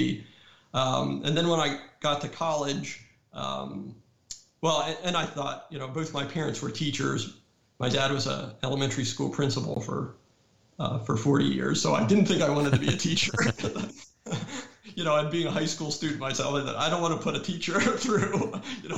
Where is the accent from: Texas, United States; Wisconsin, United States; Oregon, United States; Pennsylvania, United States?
Pennsylvania, United States; moved away; also born or lived in North Carolina; I grew up a New York Yankees fan because I grew up in Pennsylvania